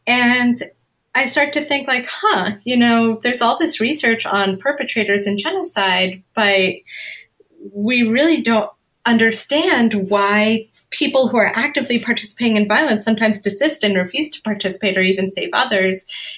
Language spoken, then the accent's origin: English; Canada; now in United States; I'm a woman, I am white, I'm Canadian, I'm Jewish, I'm an American immigrant or an immigrant to the US